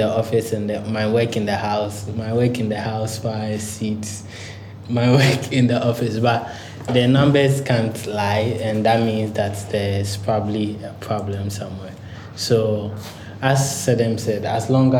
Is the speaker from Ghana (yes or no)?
yes; Ghana; as an African, as a Ghanaian